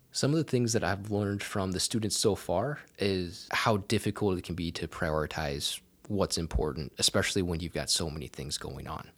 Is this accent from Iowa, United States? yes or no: yes; southwest Iowa, United States; moved away as an adult; also born or lived in Auburn, Alabama; now in Texas, United States; I grew up on a small, uh, farm in southwest Iowa